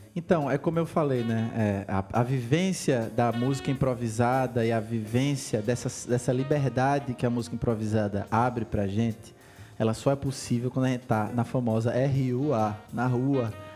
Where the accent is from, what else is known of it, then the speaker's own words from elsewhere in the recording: Brazil; como brasileiros e músicos